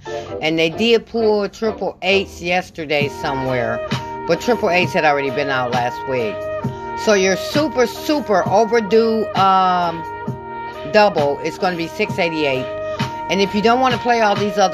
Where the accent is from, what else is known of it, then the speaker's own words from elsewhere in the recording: Michigan, United States; I'm from Michigan